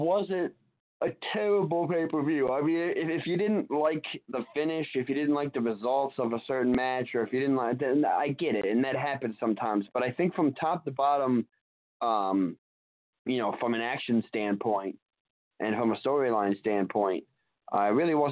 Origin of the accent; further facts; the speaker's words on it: Albany, New York, United States; my hometown of Albany, New York